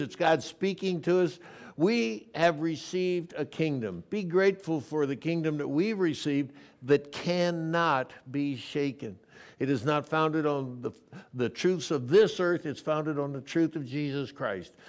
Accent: Coronado, California, United States; that's my hometown. I went to high school there

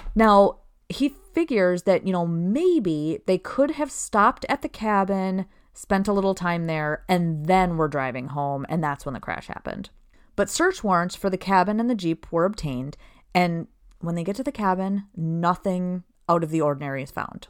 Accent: Princeton, Minnesota, United States; I grew up in Princeton, Minnesota

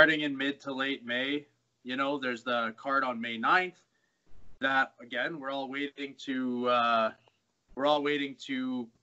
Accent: Bonnyville, Alberta, Canada; now in Edmonton, Canada; I liked growing up there

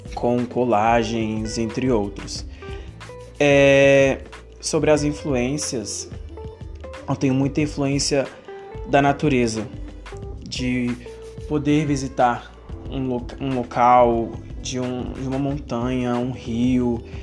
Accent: Betim, Minas Gerais, Brazil; eu sou de BH, de Betim

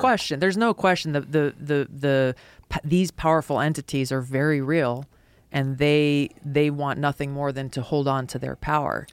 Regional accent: Hawaii, United States; a kid growing up in Hawaii who loved martial arts

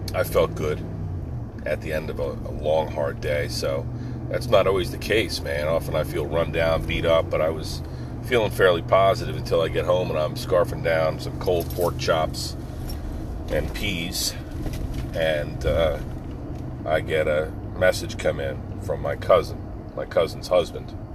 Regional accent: East Coast, United States; I grew up here on the East Coast

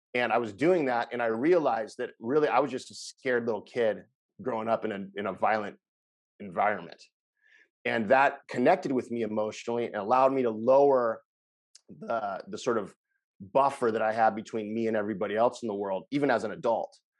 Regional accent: Los Angeles, California, United States; moved away as an adult; now in Costa Rica; I'm from Los Angeles, California, where I ran a bunch of inpatient facilities

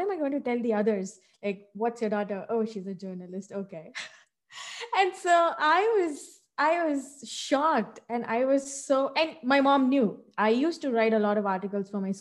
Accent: Hyderabad, Telangana, India; now in United States; I was born and brought up in India in a southern state called Telangana, and it's a city, Hyderabad

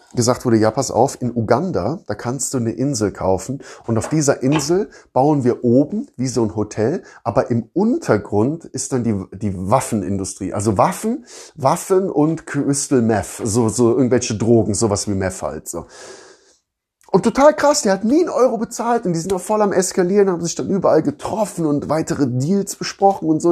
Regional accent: Rhineland, Germany; now in Southern Germany, Germany; da, wo ich aus dem Rheinland, also da, wo ich herkomme, also im Rheinland

